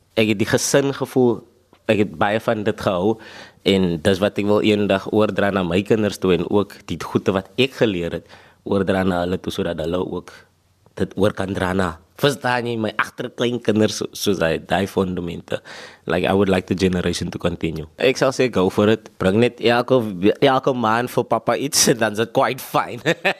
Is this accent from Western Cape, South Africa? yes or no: no; Gqeberha, Eastern Cape, South Africa; ek kom van Bloemendal af ek sê altyd is van die Dal af